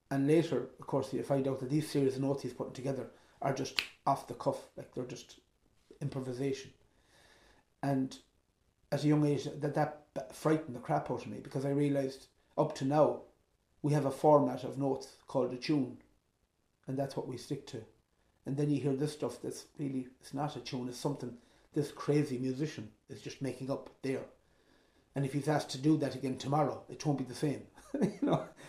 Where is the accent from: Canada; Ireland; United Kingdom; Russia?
Ireland; also born or lived in Belmullet; I'm from Ireland